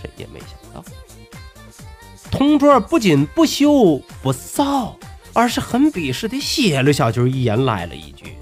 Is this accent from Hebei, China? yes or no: yes; Tangshan, Hebei, China; accent: Tangshan dialect; 感谢您收听今天的唐山话讲段子